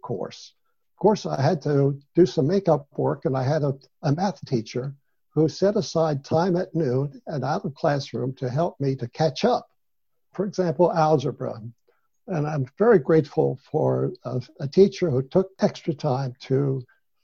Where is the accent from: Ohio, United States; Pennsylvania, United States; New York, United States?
Pennsylvania, United States; York County; moved away as an adult; also born or lived in Nazareth, Israel; I was born in York County. I was the youngest of seven children in our family. I grew up on a farm